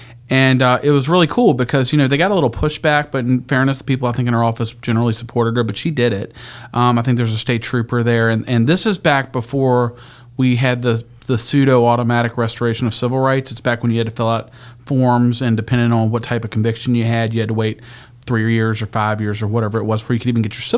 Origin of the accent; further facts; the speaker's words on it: Charlotte County, Virginia, United States; also born or lived in Boston; I'm from this area. I grew up in Charlotte County